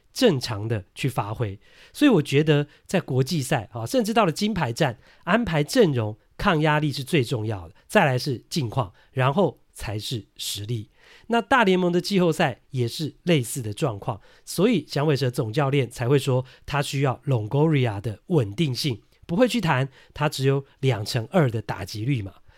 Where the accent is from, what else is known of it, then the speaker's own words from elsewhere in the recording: Taiwan; 我们台湾人受日文的影响呢，都会讲 balk 啦